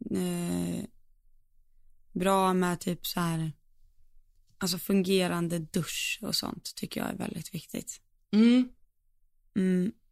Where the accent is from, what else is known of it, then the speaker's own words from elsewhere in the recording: Falun, Dalarna County, Sweden; Men jag är från Falun, born and raised.